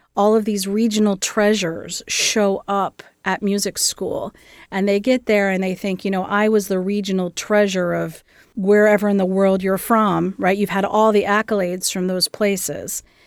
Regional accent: Gallipolis, Ohio, United States; also born or lived in Columbus, Ohio; My family is originally from southeastern Ohio, just outside of a little town called Gallipollis, right along the Ohio River

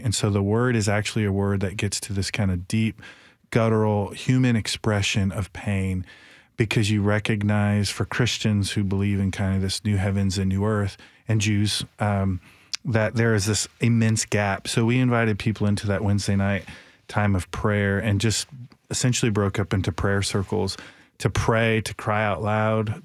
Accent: Michigan, United States; now in Nashville, United States; I grew up in Michigan

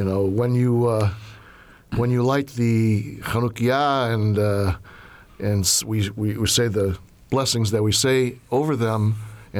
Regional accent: Chicago, Illinois, United States; moved away; I grew up in Chicago

